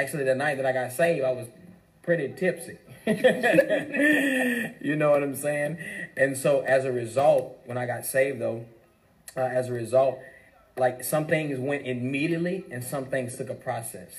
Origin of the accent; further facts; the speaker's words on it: Baton Rouge, Louisiana, United States; also born or lived in LaPlace, Louisiana; I went to church in the country, but grew up in Baton Rouge